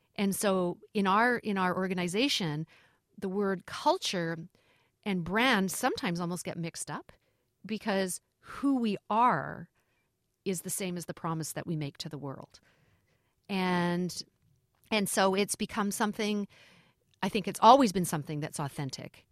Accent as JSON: {"language": "English", "country": "Canada", "said": "being Canadian, my children, my boys have grown up, uh, in hockey rinks"}